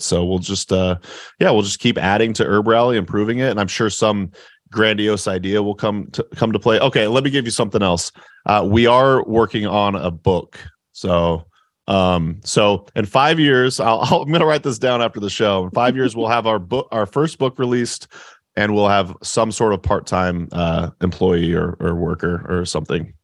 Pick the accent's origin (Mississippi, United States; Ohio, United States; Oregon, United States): Oregon, United States; moved away as an adult; now in Appleton, United States; I'm from Oregon